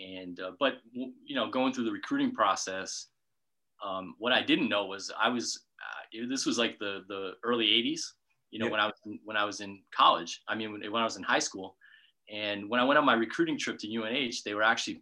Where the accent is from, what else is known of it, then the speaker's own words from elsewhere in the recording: Bristol, Rhode Island, United States; also born or lived in New Hampshire; I'm a native Rhode Islander, so I grew up in Bristol, Rhode Island